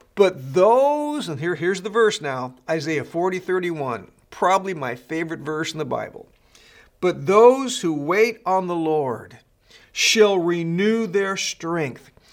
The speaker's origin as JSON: {"language": "English", "region": "California", "country": "United States", "tie": "born or raised there", "said": "I was born and raised in California"}